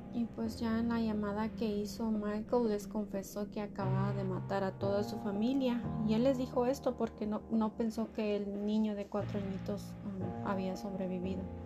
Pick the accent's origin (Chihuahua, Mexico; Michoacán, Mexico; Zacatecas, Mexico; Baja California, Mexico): Michoacán, Mexico; yo soy de Michoacán